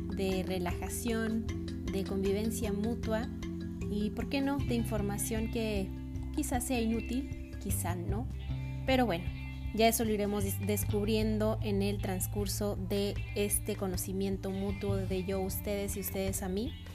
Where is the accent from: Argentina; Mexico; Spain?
Mexico; Ciudad Juárez, Chihuahua; soy de Ciudad Juárez, Chihuahua.